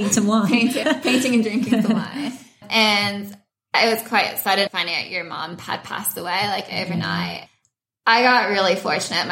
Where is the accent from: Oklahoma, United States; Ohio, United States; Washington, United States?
Washington, United States; Seattle; moved away as an adult; also born or lived in Spain / Nottingham, United Kingdom / London, United Kingdom; now in Sydney, Australia; I was born in Spain, but I moved over to the States when I was 2 years old, and I grew up mainly in a suburb of Seattle